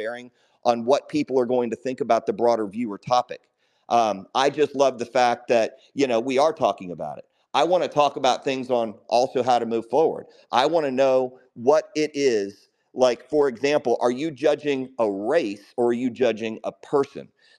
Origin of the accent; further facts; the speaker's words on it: United States; also born or lived in Chicago, Illinois / Houston, Texas; growing up in Chicago and growing up in Houston